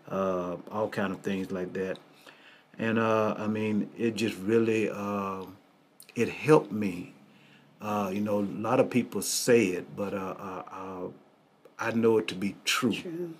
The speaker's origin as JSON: {"language": "English", "town": "Greenville", "region": "Mississippi", "country": "United States", "tie": "born or raised there", "also_born_or_lived": "Miami, Florida", "moved": "yes", "lives_now": "Wichita, United States", "said": "I was born and raised in Mississippi, Greenville, Mississippi"}